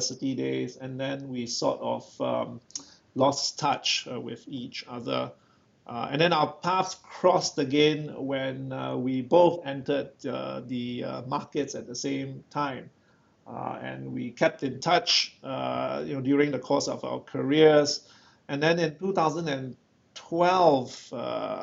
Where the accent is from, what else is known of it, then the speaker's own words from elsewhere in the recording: Singapore; moved away as an adult; also born or lived in London; I was born and bred in Singapore, attended local school